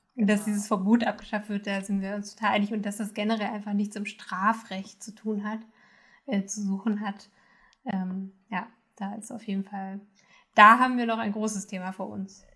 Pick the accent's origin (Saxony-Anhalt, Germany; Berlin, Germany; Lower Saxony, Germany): Saxony-Anhalt, Germany; moved away; ich komme ursprünglich aus Sachsen-Anhalt